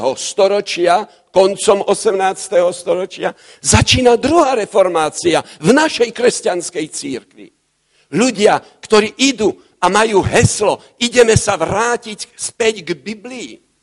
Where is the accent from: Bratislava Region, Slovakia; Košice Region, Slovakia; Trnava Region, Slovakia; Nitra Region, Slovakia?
Bratislava Region, Slovakia; Bratislava; U nás v Bratislave